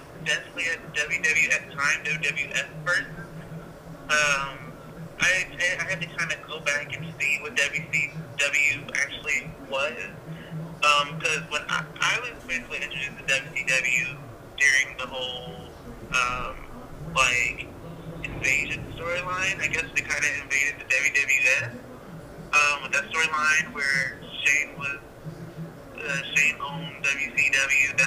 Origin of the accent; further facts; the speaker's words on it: Atlanta, Georgia, United States; also born or lived in Washington, District of Columbia, United States; We eventually moved to Atlanta when I was about 5 or 6 years old